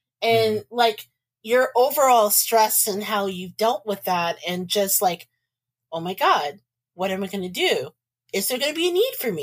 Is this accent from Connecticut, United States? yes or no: no; Indianapolis, Indiana, United States; I'm born and raised in Indianapolis.